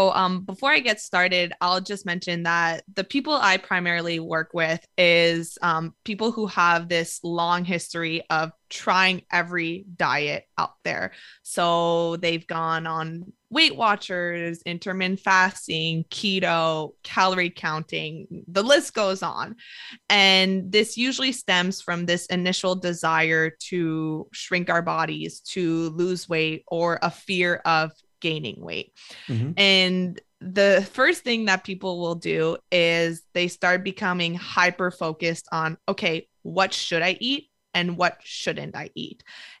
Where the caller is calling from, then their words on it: Montreal, Quebec, Canada; I am in Montreal, Canada.